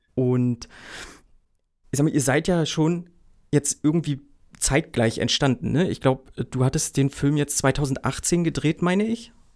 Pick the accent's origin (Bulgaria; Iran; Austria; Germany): Germany; Mecklenburg-Vorpommern; Ich komme ja aus Mecklenburg-Vorpommern